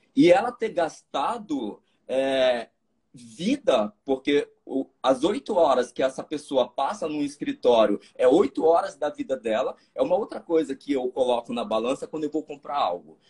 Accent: Maranhão, Brazil; Sou maranhense.

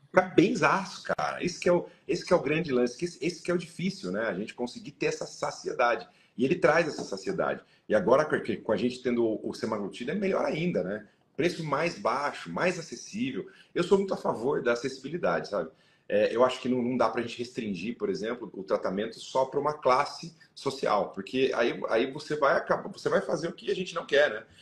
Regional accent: Sorocaba, São Paulo, Brazil; A gente ia do interior, né? Sou de Sorocaba

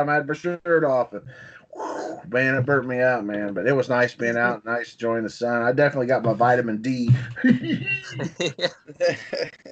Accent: Scott County, Ohio, United States; I grew up in Southwater, which is in Scott County

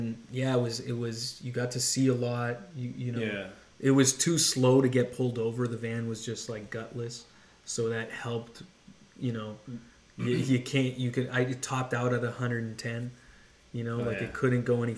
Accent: Canada; I'm Canadian

